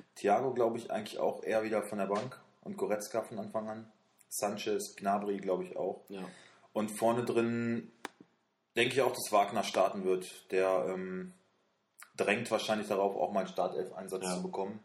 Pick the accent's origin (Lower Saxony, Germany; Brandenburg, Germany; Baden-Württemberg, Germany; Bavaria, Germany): Lower Saxony, Germany; Wolfsburg; wir kommen beide aus Wolfsburg, wir wohnen hier